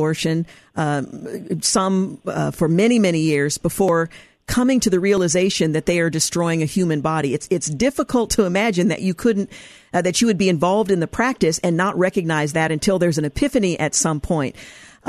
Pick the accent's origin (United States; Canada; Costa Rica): United States; Oregon; my home state, regrettably, my home state of Oregon